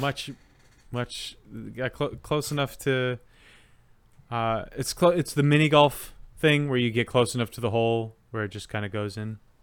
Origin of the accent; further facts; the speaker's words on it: United States; I'm an American and I think American things